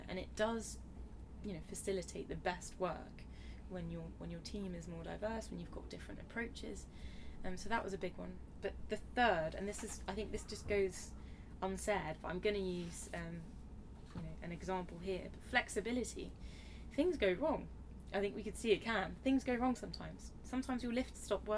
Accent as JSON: {"language": "English", "country": "India", "moved": "yes", "lives_now": "London, United Kingdom", "said": "Being Indian myself"}